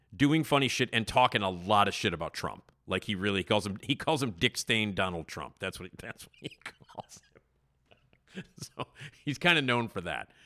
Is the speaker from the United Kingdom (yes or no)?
no; Chicago, Illinois, United States; I lived in the city, as you know, um, um, in Wrigleyville